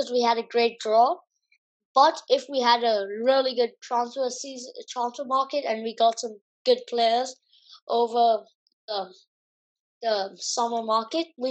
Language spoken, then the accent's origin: English; India; I'm from India